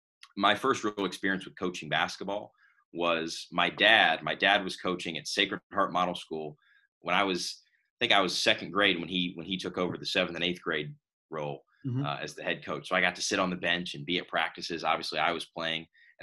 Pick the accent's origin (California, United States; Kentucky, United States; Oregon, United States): Kentucky, United States; Louisville; moved away; I grew up in Louisville, Kentucky.